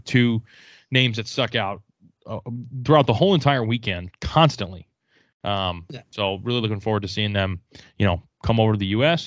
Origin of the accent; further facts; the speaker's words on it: Boston, Massachusetts, United States; I was from Boston